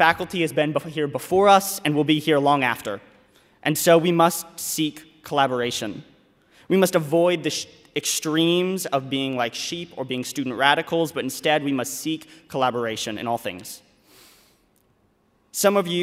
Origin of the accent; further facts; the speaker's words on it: Louisville, Kentucky, United States; I'm from Louisville, Kentucky, and I am a finance major